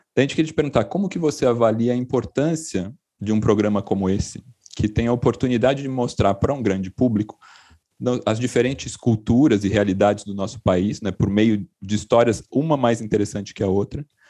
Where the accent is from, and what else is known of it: Itu, São Paulo, Brazil; born or raised there; moved away as an adult; now in São Paulo, Brazil